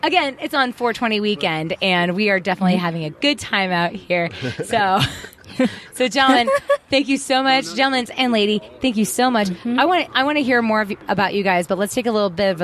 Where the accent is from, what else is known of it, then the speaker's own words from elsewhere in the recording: Mesa, Arizona, United States; also born or lived in Central Phoenix; now in Phoenix, United States; I was raised out here in East Mesa